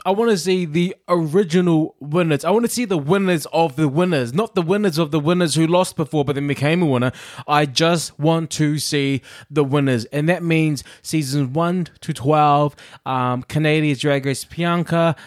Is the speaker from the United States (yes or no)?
no; New Zealand; moved away; I'm a Kiwi